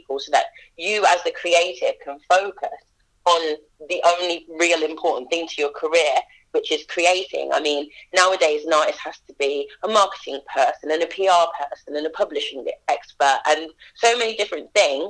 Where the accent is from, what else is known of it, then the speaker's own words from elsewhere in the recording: Leamington Spa, West Midlands, United Kingdom; my hometown